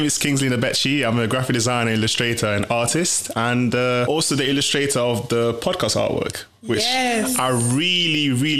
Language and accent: English; Italy; born there; It was more of like, I think, because I was born in Italy.